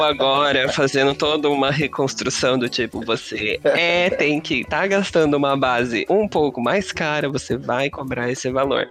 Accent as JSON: {"language": "Portuguese", "region": "interior of São Paulo", "country": "Brazil", "also_born_or_lived": "Curitiba", "moved": "as an adult", "said": "eu sou do interior de São Paulo"}